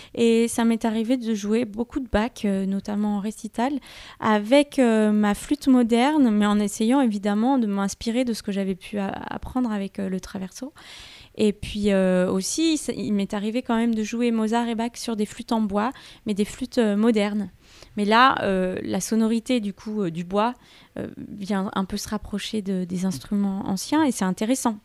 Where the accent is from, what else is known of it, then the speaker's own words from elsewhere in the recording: Thonon-les-Bains, Auvergne-Rhône-Alpes, France; j'ai grandi à, à Thonon-les-Bains